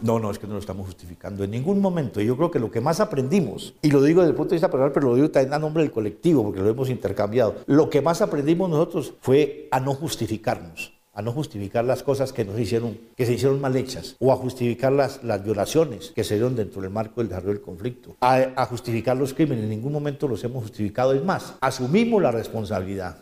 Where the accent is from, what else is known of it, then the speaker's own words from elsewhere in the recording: Colombia; nosotros somos colombianos, hacemos parte de la sociedad colombiana